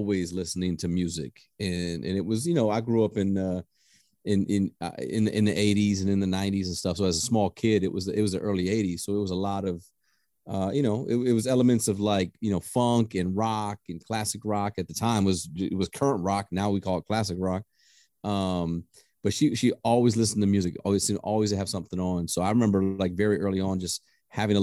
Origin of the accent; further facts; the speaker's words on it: Detroit, Michigan, United States; also born or lived in Los Angeles, California / Georgia; now in Florida, United States; I grew up in Michigan. So I'm a Detroit kid. I grew up there, and then I moved out to LA.